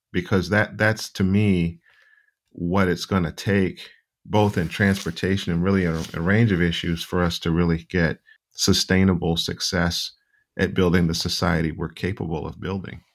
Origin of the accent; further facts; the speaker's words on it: Charlotte, North Carolina, United States; I grew up in Charlotte, and I grew up mostly in my grandparents' home